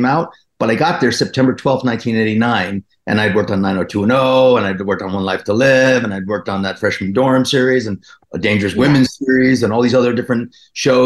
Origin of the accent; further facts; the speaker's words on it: New Jersey, United States; moved away as an adult; I grew up in Jersey